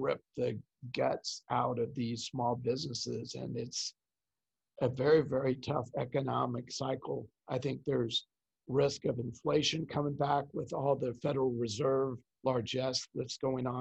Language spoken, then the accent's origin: English; Kansas City, United States; I'm a Kansas City boy, so I'm from the Midwest